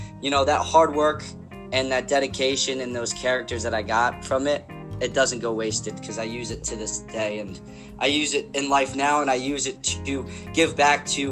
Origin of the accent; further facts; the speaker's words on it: South Plainfield, New Jersey, United States; I wear that South Plainfield badge with honor